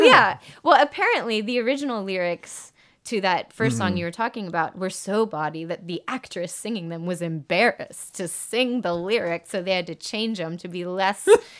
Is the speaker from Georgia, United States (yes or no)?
yes; Georgia, United States; In Georgia, northeast of Atlanta. So my parents moved down there for a gig, never moved back.